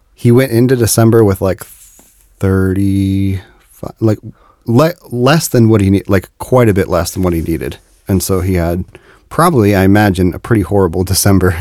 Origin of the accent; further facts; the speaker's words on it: Dayton, Ohio, United States; I'm from Dayton, which is about an hour north of Cincinnati